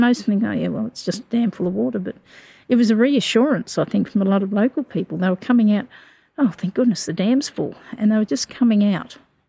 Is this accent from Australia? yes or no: yes; Victoria, Australia; moved away as an adult; also born or lived in Southern Downs, Queensland; now in Stanthorpe, Australia; I grew up in Victoria